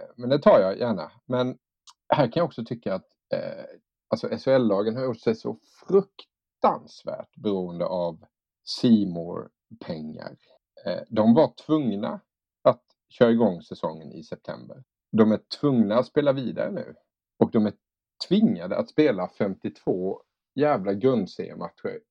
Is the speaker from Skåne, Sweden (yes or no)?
no; Älmhult, Kronoberg County, Sweden; jag kom från Älmhult och där fanns inget hockeylag